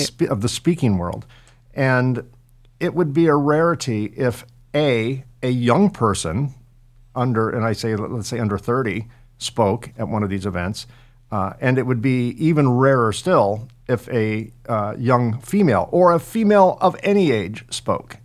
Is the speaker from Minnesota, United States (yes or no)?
no; California, United States; I'm a West Coast boy, right? So I was born and raised in California